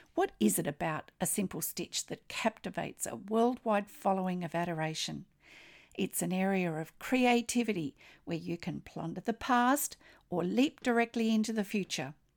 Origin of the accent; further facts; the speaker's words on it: Australia; I'm an Australian textile artist